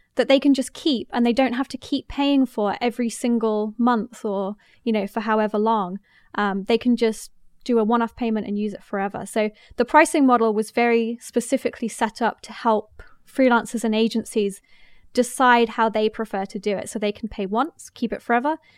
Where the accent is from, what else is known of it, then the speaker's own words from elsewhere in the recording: England, United Kingdom; moved away as an adult; now in United States; I'm English, but I'm living in the States